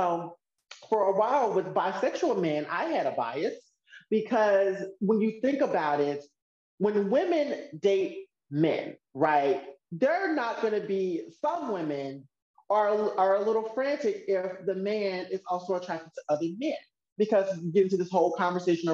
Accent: Mississippi, United States; now in California, United States; growing up in Mississippi

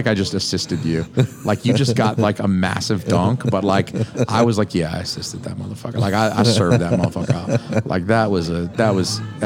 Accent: Atlanta, Georgia, United States; moved away as an adult; also born or lived in Athens, Georgia; now in Dover, United States; I'm from Atlanta

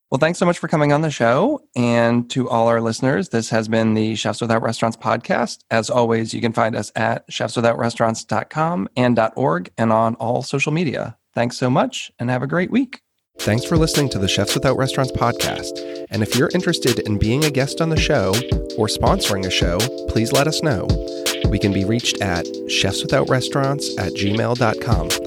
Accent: North Carolina, United States; I was born in Eastern North Carolina, and I lived there until I was 18.

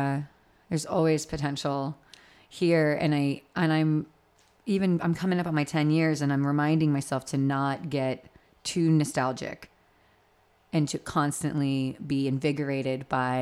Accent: Florida, United States; Like I'm from South Florida. So when I go to LA, I feel like I'm at home.

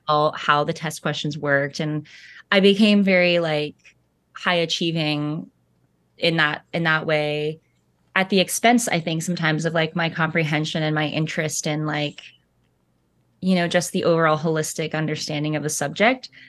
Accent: Central Coast of California, United States; moved away as an adult; also born or lived in Montana / Laurel Canyon, Los Angeles; now in Nashville, United States; I was born on the central coast of California, and, um, my parents divorced when I was young, and so I spent time mostly there during the school year, like, um, north of Santa Barbara

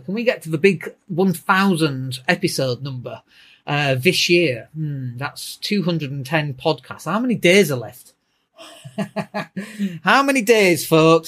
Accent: Leeds, Yorkshire and the Humber, United Kingdom; I'm from Leeds

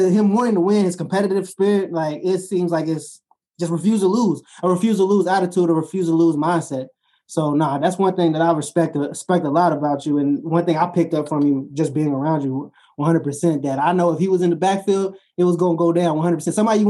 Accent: Kentucky, United States; I come from Kentucky.

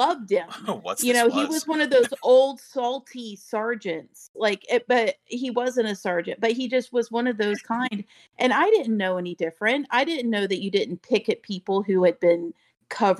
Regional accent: Daytona Beach, Florida, United States; Born and raised in Daytona Beach

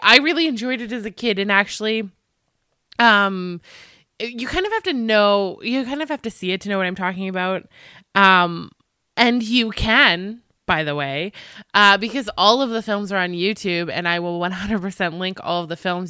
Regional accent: Canada; I'm Canadian

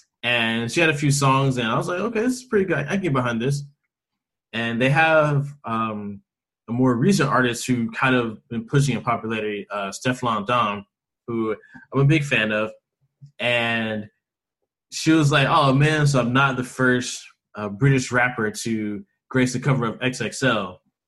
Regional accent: Memphis, Tennessee, United States; also born or lived in Washington, D.C.; I was born in Washington, D.C., and I moved here to Memphis when I was 2 years old.

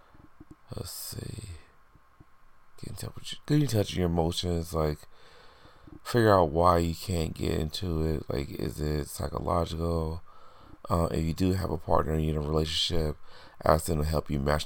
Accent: Indiana, United States; now in New York, United States; I'm originally from Indiana, and I've been living in New York for over 10 years now

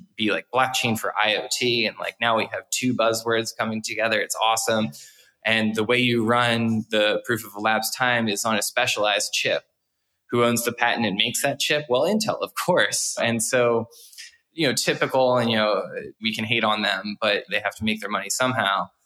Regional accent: New Jersey, United States; my home state of New Jersey

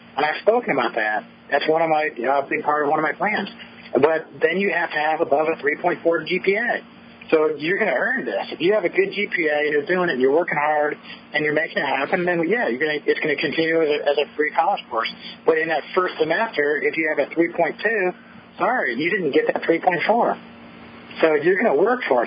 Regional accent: United States; as American people

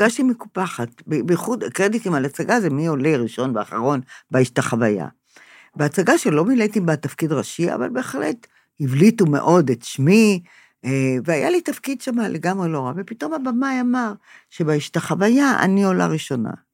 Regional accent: Israel; אני נולדתי פה, הוריי נולדו פה

